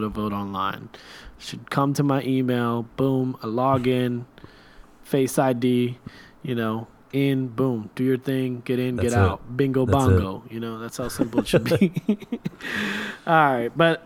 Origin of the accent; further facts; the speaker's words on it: Kuwait; now in United States; when I was growing up in Kuwait